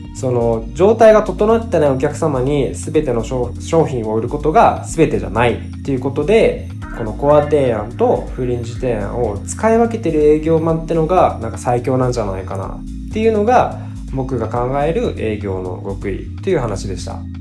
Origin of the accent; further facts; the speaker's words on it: Fukuoka, Japan; also born or lived in Saga; 佐賀生まれ福岡育ちの九州男児です